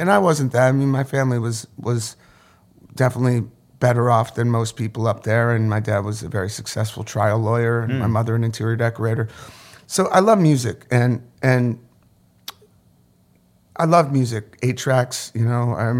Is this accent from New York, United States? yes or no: yes; Orange County, New York, United States; born or raised there